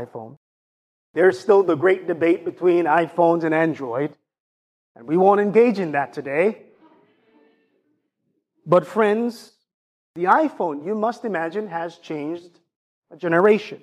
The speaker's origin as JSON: {"language": "English", "country": "Jamaica", "accent": "Jamaican", "said": "I use my Jamaican accent"}